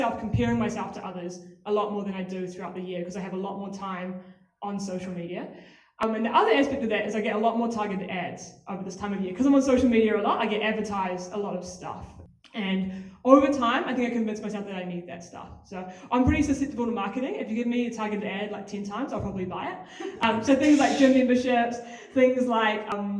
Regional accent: Auckland, New Zealand; moved away as an adult; now in Wellington, New Zealand; I was born in Auckland. I left there when I was 18, West Auckland specifically.

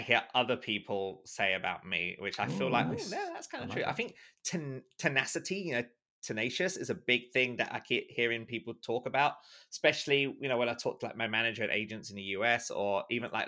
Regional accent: London, United Kingdom; also born or lived in Islington, London / Walthamstow, London / North of England; I'm in London, and I was actually born in London. Specifically, I was born in Islington, and even more specifically, Holloway Road. So if those of you who know Holloway Road, North London, that's where I'm from. But obviously, you know, we moved around, you know, we moved up to, like, you know, East London

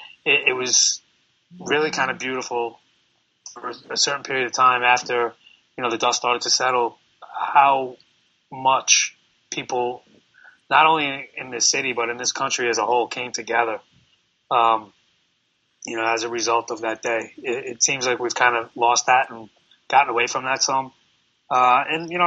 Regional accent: New York City, New York, United States; I'm born and raised in New York City. I'm here, you know, almost 42 years now.

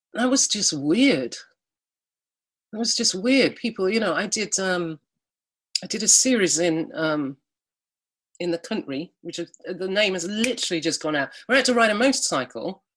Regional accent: Alston, North West England, United Kingdom; moved away; I was from Alston. We don't have avocados.

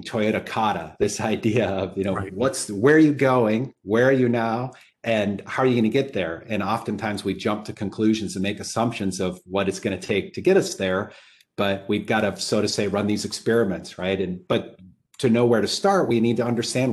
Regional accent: Upper Peninsula of Michigan, United States; I grew up in the Upper Peninsula of Michigan and I didn't know any lawyers. I grew up on a farm

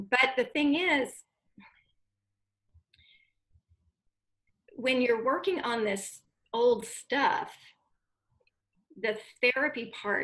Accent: United States; also born or lived in Dallas, Texas; now in Austin, United States; I moved back to my hometown where I lived with my dad and my stepmom in the house where I grew up, while I went to graduate school about 45 minutes north in Oklahoma

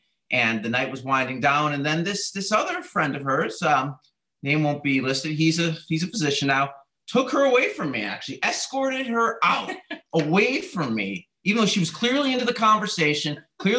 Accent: Chicago, Illinois, United States; now in Atlanta, United States; I grew up in Chicago

